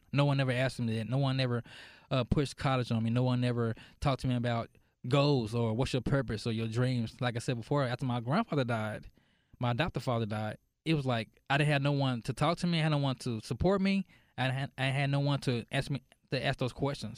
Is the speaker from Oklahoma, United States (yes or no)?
no; Dallas, Texas, United States; moved away as an adult; also born or lived in Irving, Texas; now in Mesquite, United States; I'm from Dallas